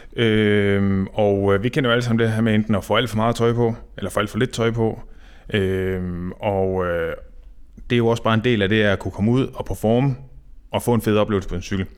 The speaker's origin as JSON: {"language": "Danish", "area": "North Jutland", "region": "North Denmark Region", "country": "Denmark", "said": "det blæser i hvert fald op i Nordjylland, hvor jeg kommer fra"}